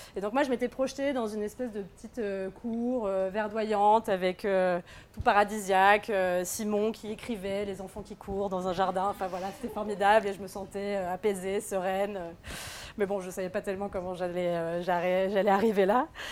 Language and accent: French; Normandy, France; moved away as an adult; also born or lived in Angers; now in Paris, France; je suis née en Normandie, pas très loin de là où on va faire la ferme